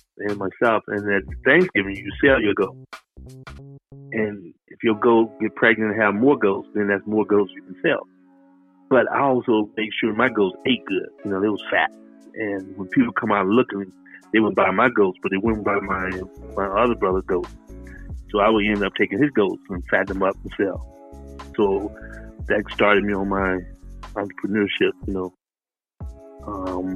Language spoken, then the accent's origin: English; Selma, Alabama, United States; moved away; I was born in Selma, Alabama, and we were sharecroppers.